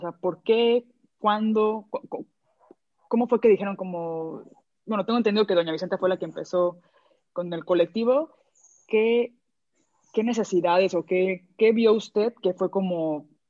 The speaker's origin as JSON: {"language": "Spanish", "country": "Mexico", "said": "yo soy de México"}